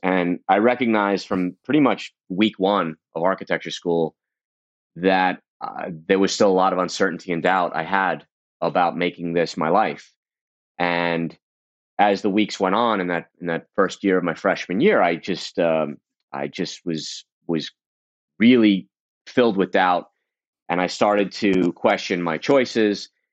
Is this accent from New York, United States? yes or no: yes; New York City, New York, United States; I grew up in Brooklyn, in Coney Island